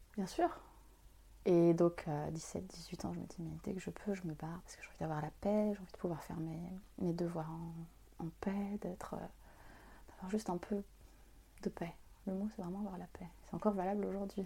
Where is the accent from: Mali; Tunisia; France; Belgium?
France; also born or lived in Algeria / Vitry-sur-Seine, France; Je suis née en France, mais voilà, j'ai perdu un peu. Je parle arabe avec ma maîtresse